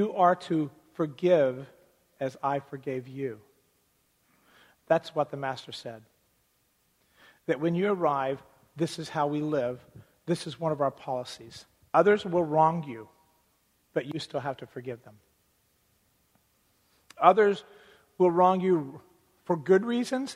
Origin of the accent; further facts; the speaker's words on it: United States; as American citizens